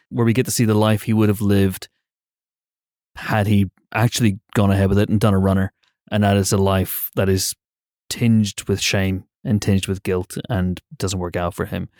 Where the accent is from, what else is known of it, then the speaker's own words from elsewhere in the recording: United Kingdom; we're British